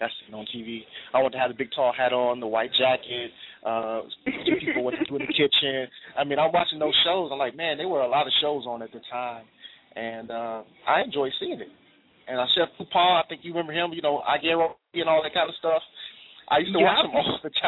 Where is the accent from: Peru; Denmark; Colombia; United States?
United States; Detroit, Michigan; I'm just happy to be from Detroit